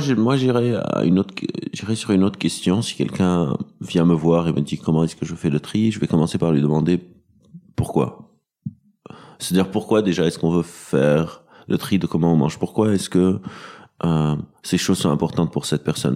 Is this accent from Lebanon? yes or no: yes; Lebanon; moved away as an adult; now in Paris, France; J'ai, j'ai grandi au Liban, donc j'étais au Liban.